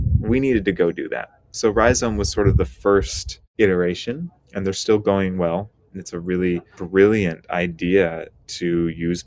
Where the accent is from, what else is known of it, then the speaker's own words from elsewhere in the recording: U.S. Virgin Islands; also born or lived in Washington State, United States / California, United States / Hawaii, United States; now in Bay Area, United States; I grew up in the Caribbean on the island of St. Croix. My family moved to Washington State afterward